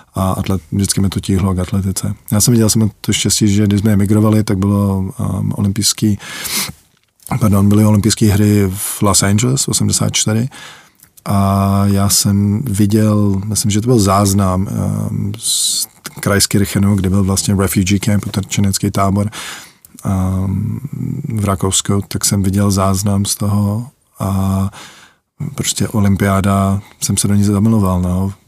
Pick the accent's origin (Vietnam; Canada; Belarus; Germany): Canada; moved away as an adult; also born or lived in Czechoslovakia / Litvínov, Czech Republic / Kansas, United States; Jsme, jsme zdrhli za lepším životem, jak se říká, no, do Kanady